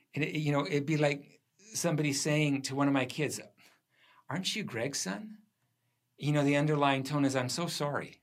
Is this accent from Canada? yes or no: yes; Port Alberni, British Columbia, Canada; When I grew up there, it was the, uh, it had one of the highest divorce rates in the country